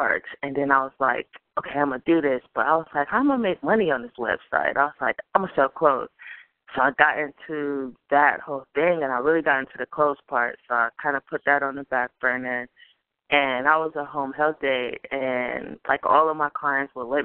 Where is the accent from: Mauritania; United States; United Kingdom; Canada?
United States; Akron, Ohio; I'm from Akron, Ohio.